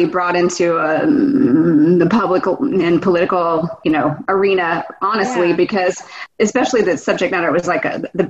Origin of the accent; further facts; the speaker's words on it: Houston, Texas, United States; also born or lived in Eden, North Carolina / Los Angeles, California; now in Austin, United States; I grew up in Houston, Texas. Okay. I was born in North Carolina in a small town called Eden. But then we moved there to Houston when I was 5. So I grew up there.